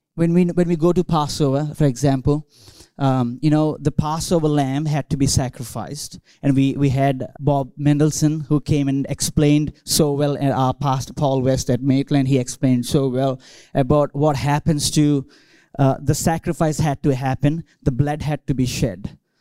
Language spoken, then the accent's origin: English; India; English is a second language; moved away as an adult; now in Australia; I grew up in India